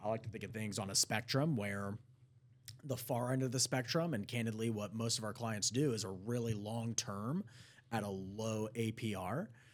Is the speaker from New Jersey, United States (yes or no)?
no; Prosper, Texas, United States; Growing up in Prosper